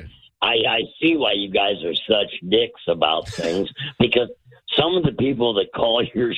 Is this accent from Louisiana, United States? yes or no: no; Cedar Rapids, Iowa, United States; moved away as an adult; now in Florida, United States; I'm, like I said, from Iowa